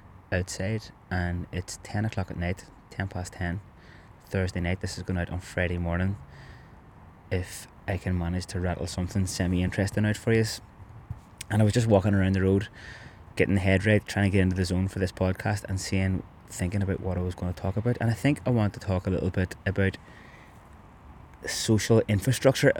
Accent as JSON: {"language": "English", "town": "Belfast", "region": "Northern Ireland", "country": "United Kingdom", "tie": "born or raised there", "moved": "yes", "lives_now": "Cork, Ireland", "said": "the house that me and both my brothers grew up in Andytown"}